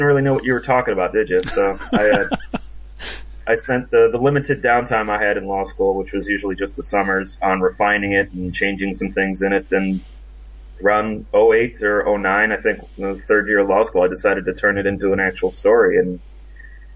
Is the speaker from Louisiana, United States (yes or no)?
no; Chicago, Illinois, United States; moved away as an adult; now in North Carolina, United States; I'm originally from Chicago, Illinois. I currently live in North Carolina